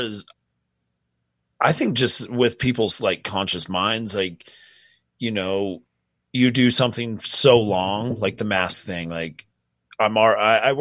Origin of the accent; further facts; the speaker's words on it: Utah, United States; We're from Utah, so I'm a Utah Jazz fan.